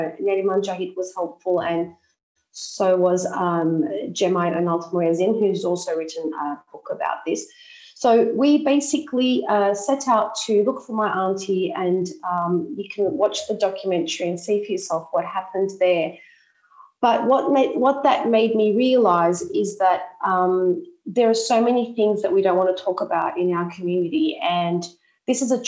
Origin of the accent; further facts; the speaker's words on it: Sydney, New South Wales, Australia; moved away as an adult; now in Cyprus; I'm an Australian Cypriot. I was born in Sydney, and I've been living in Cyprus since 2006.